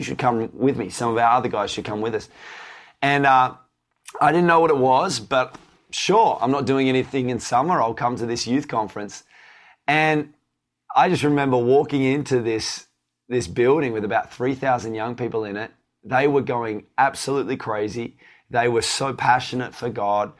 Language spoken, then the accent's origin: English; Tasmania, Australia; I grew up in Tasmania.